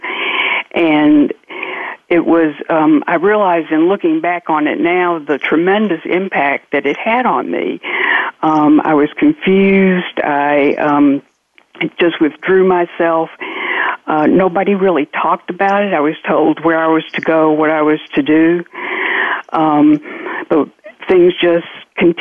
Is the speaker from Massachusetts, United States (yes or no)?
no; Georgia, United States; accent: double accent; now in New Orleans, United States; From New Orleans. I'm originally from Georgia, so I have a double accent.